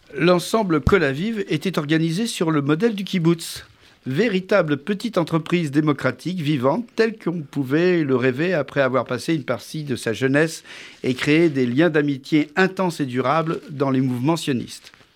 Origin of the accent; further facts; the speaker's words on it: Paris, Île-de-France, France; je suis né euh, à Paris après la Deuxième Guerre mondiale